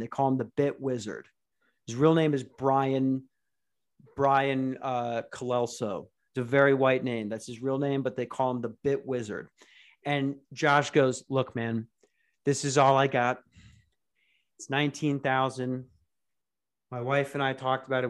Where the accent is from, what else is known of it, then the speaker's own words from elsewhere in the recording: United States; I'm an American